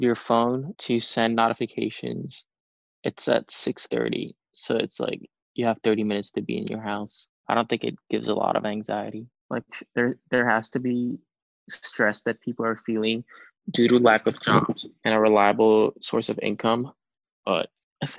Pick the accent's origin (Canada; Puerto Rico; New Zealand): Puerto Rico; I'm from Puerto Rico.